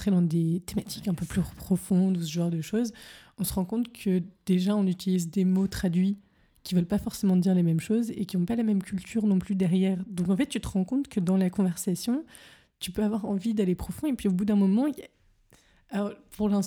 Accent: France; now in Berlin, Germany; parce qu'en tant que Française, pour le coup, c'est vrai qu'en en, habitant à Berlin, j'ai eu des côtés français qui sont ressortis

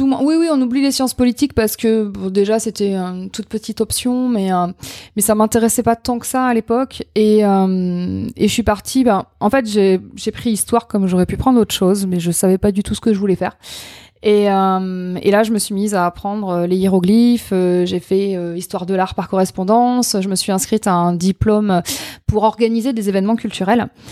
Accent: Châteauroux, Centre-Val de Loire, France; moved away as an adult; also born or lived in Limoges / Occitanie; Je suis née à Châteauroux. Euh, concours de circonstances, indépendant de ma volonté. Euh, j'ai grandi là-bas.

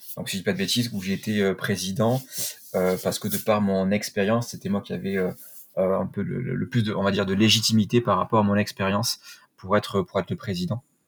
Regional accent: Perpignan, Occitania, France; moved away; also born or lived in Paris; chez moi à Perpignan

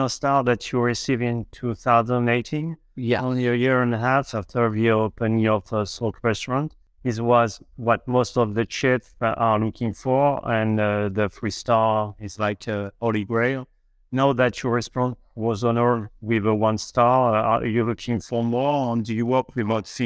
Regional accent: Coventry, West Midlands, United Kingdom; I was born in Coventry and raised, yeah.

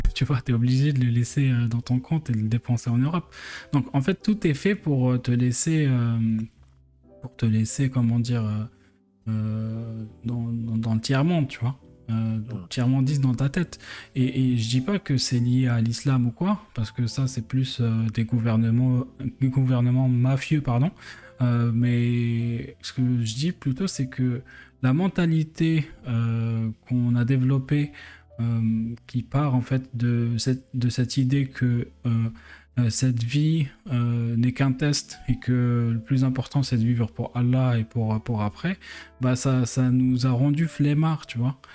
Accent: Algeria; moved away as an adult; now in France; faire ces études-là en Algérie, bah, j'aurais pu rester et développer l'économie du pays, de, mon pays natal

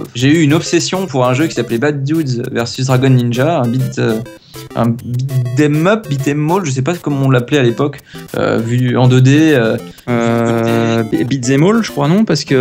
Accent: France; d'origine, d'origine, attention, je suis français

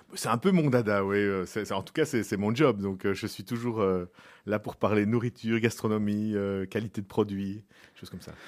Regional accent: Brussels, Brussels-Capital Region, Belgium; je suis bruxellois, euh, depuis toujours

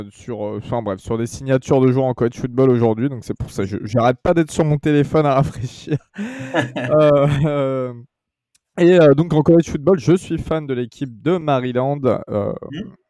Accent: France; j'ai presque 28 ans. Euh, je suis, qu'est-ce que je fais bah, Je suis un simple, euh, je suis français

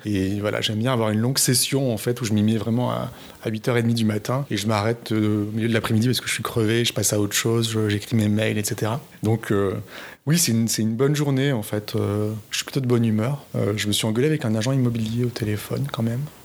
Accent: southern France, France; je viens du sud de la France je sais qu'on fait certaines fautes, euh, certaines fautes culturelles en fait euh, dans la région où je viens, que mes parents faisaient

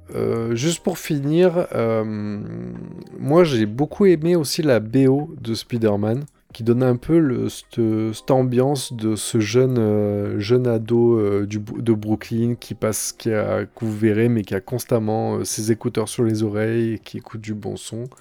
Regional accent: Montélimar area, Auvergne-Rhône-Alpes, France; du côté de Montélimar. Donc c'est un peu ma région natale

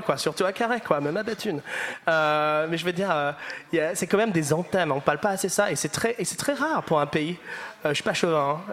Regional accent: the north of England, United Kingdom; French is a second language; moved away; je viens du nord d'Angleterre

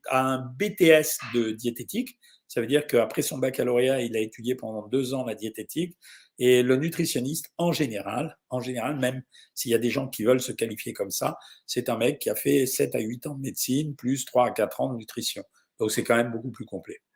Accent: Lyon, Auvergne-Rhône-Alpes, France; now in Saint-François, Guadeloupe; je suis originaire de Montron, mais Lyon, mais j'habite jusqu'à mardi en Guadeloupe et Saint-François.

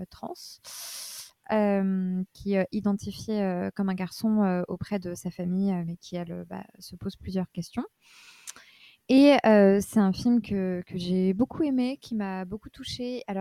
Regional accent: Paris, Île-de-France, France; Je suis parisienne

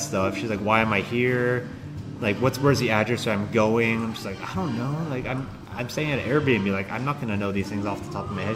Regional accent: Daly City, California, United States; Daly City, California

